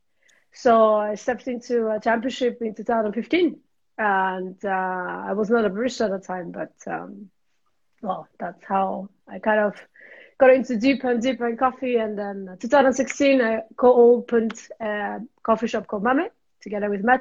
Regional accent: Japan; English is a second language; moved away as an adult; also born or lived in London; now in Switzerland; I'm originally from Japan. It's been almost 10 years I live in Switzerland.

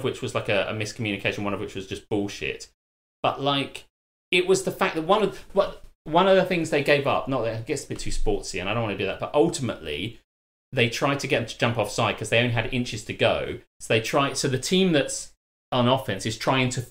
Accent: United Kingdom; as a British guy

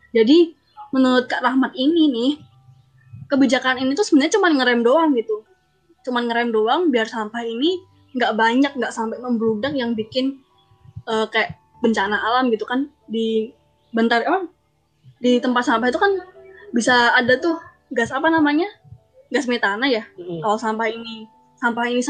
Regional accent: Surakarta, Central Java, Indonesia; uh, aku dari Solo halo gitu

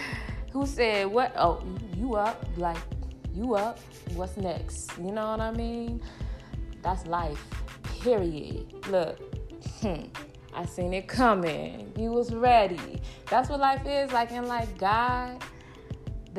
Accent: California, United States; moved away as an adult; I'm from California

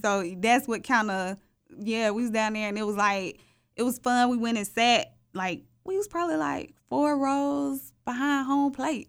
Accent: Atlanta, Georgia, United States; I'm thirty-two years old and I'm from Atlanta, the real Atlanta

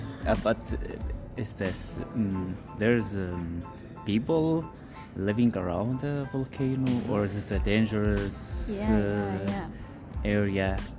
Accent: Syria; also born or lived in Heilbronn, Germany; now in Toronto, Canada; So, I'm originally from Syria. The last 8 years I was in Germany. I work and living and working in Germany.

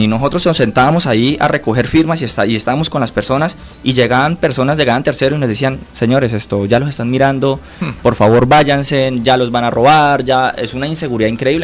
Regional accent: Floridablanca, Santander, Colombia; tengo 32 años, florideño, con mucho sentido de pertenencia

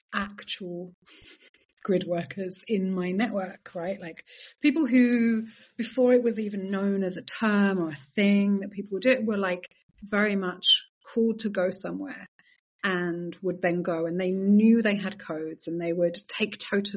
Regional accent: Hyères, Provence-Alpes-Côte d'Azur, France; I was born in Yer, in Provence, in the south of France, on the Magdalen line.

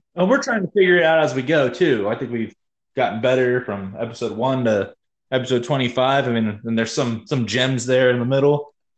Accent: Georgia, United States; born or raised there; moved away

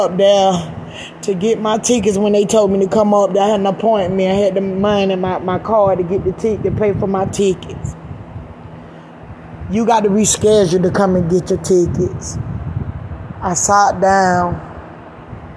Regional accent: Georgia, United States; now in California, United States; I'm from Georgia

